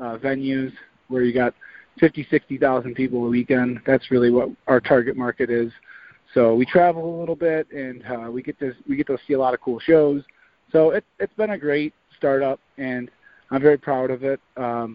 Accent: St. Clair Shores, Michigan, United States; I grew up in St. Clair Shores.

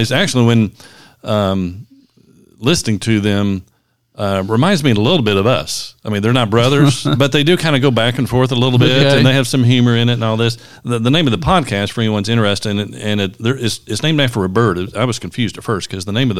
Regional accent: Kentucky, United States; We're from Kentucky

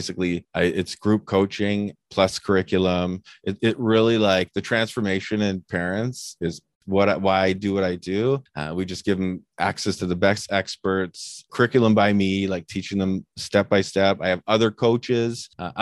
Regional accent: Canada; I'm typical Canadian

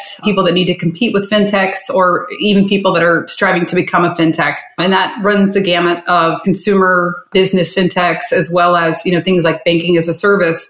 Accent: Charleston, West Virginia, United States; moved away as an adult; also born or lived in Miami, Florida; now in Fort Lauderdale, United States; So I grew up in Charleston, West Virginia. I left there when I was 18

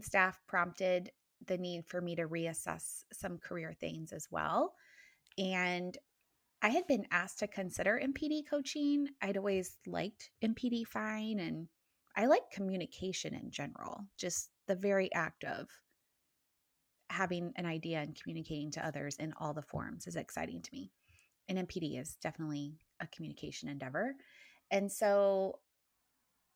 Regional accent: East Central Indiana, United States; I am originally from Indiana, East Central Indiana, to be exact. I grew up on a farm

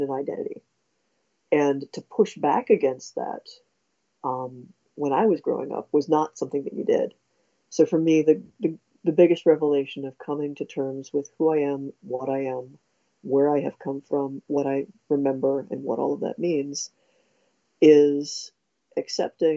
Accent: Ohio, United States; we're both from Ohio, so Midwest.

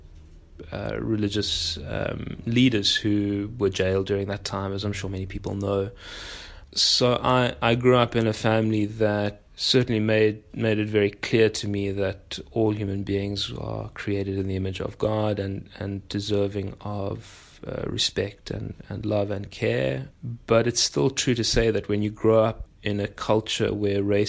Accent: Pietermaritzburg, KwaZulu-Natal, South Africa; I was born in Pietermaritzburg, which is pretty close to Durban.

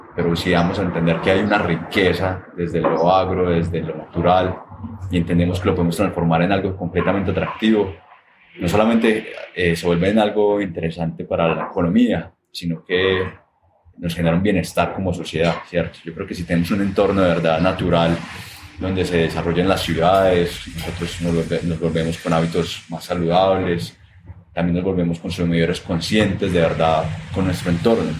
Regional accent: Armenia, Quindío, Colombia; Yo nací en Armenia, Armenia Quindío, en 1988, ¿cierto? Eso todavía era un espacio muy rural en su mayoría. Y eso me permitió también crecer en un barrio residencial tradicional de Armenia

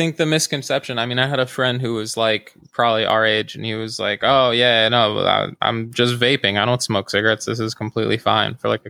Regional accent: New Jersey, United States; now in New York City, United States; growing up in New Jersey

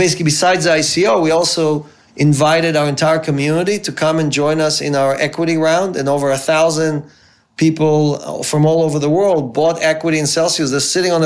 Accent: Israel; moved away as an adult; also born or lived in Ukraine; now in United States; I grew up in Israel. My parents immigrated. I grew up in Israel. I went to the military there.

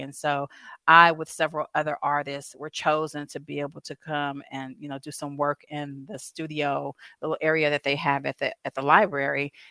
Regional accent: Southern California, United States; moved away as an adult; also born or lived in Louisiana / Savannah, Georgia; now in Asheville, United States; I'm originally from Southern California, but born and raised, 40 plus years

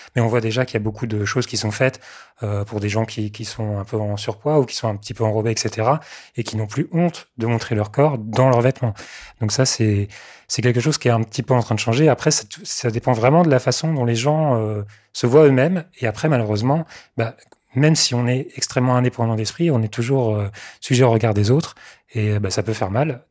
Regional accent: Mayenne, Pays de la Loire, France; born or raised there; also born or lived in Sarthe

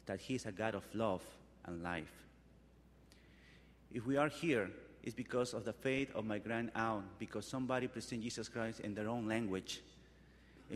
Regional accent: Peru; We are from Peru.

